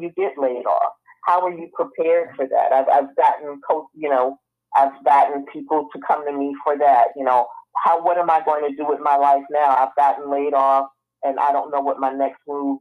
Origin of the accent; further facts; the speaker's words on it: North New Jersey, United States; accent: northern; moved away; also born or lived in Atlanta, Georgia; I come from North New Jersey, born and raised